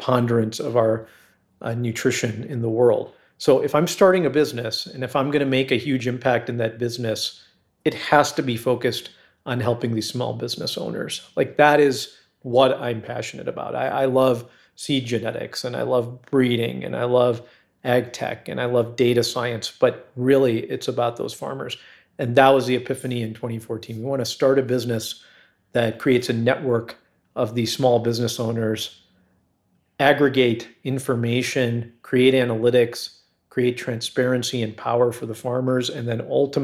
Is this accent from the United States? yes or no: yes; Chicago, Illinois, United States; I grew up in Chicago, in the Chicago area.